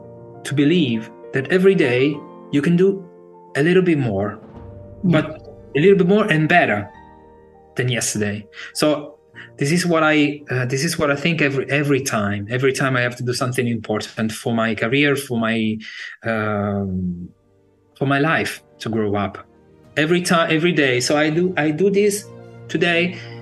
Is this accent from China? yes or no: no; Sardinia, Italy; now in Bologna, Italy; In Sardinia. It's a big island in the Mediterranean Sea. One of the big, like Sicily and Sardinia.